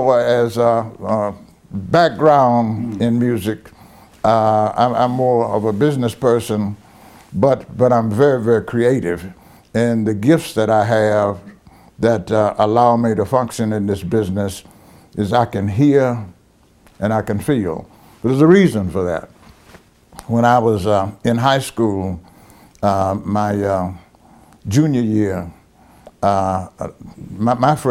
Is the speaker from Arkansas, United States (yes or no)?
yes; North Little Rock, Arkansas, United States; also born or lived in Brinkley, Arkansas; I grew up in North Little Rock, Arkansas